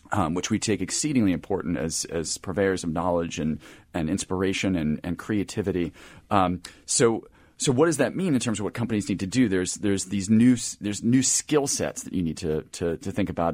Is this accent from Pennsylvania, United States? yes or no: yes; Philadelphia, Pennsylvania, United States; being in the Philadelphia area